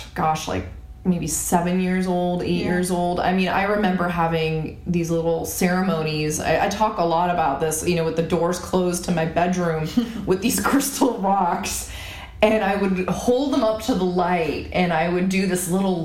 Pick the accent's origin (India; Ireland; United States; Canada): Canada; I grew up in Canada